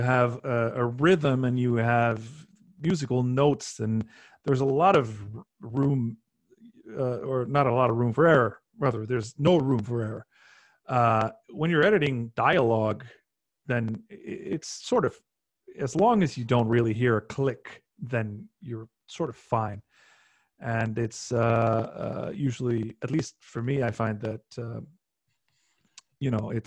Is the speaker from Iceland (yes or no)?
yes; Iceland; also born or lived in London, United Kingdom; Icelanders are, we're like half like genealogically, we're half Irish, half Norwegian